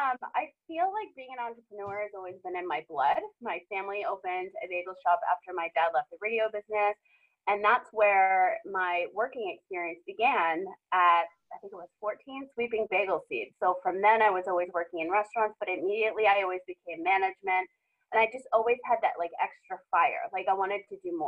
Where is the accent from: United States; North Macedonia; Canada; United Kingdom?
United States; Rhode Island; also born or lived in Boston / Los Angeles / Las Vegas; now in San Diego, United States; I'm originally from Rhode Island.